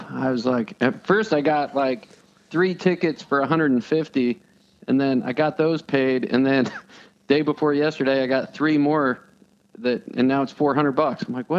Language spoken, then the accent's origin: English; Idaho, United States; I'm from Idaho.